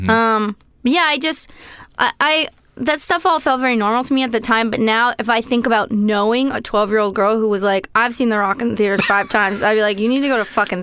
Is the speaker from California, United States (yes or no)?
yes; San Francisco Bay Area, California, United States; I grew up in the Bay Area